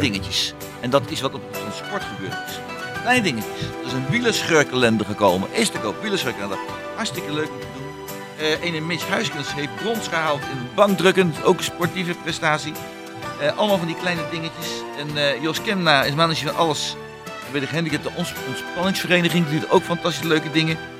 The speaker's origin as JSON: {"language": "Dutch", "town": "Hengelo", "region": "Overijssel", "country": "Netherlands", "tie": "born or raised there", "said": "als klein kind vroeger in de mhm. stad waar ik geboren ben"}